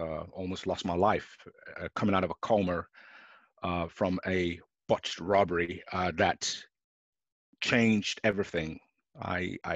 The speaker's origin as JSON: {"language": "English", "region": "London", "country": "United Kingdom", "tie": "born or raised there", "said": "I was born in London"}